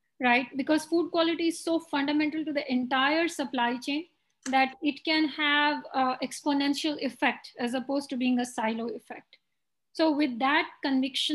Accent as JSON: {"language": "English", "country": "India", "tie": "born or raised there", "moved": "as an adult", "lives_now": "United States", "said": "when I was growing up in India"}